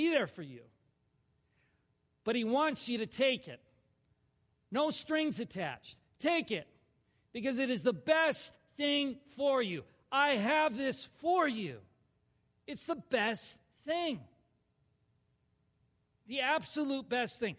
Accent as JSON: {"language": "English", "region": "Minnesota", "country": "United States", "said": "I'm a Minnesotan"}